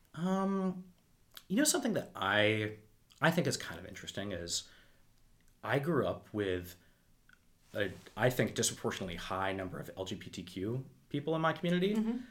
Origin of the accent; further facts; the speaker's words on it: Wendell, Massachusetts, United States; I grew up in a town of 800 people